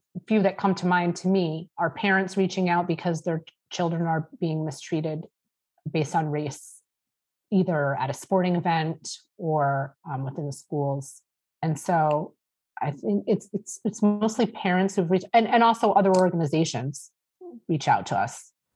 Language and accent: English; East Lyme, Connecticut, United States; I grew up in East Lyme